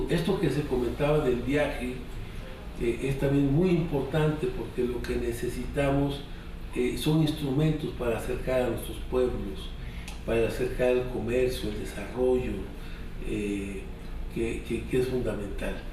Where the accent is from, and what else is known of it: Mexico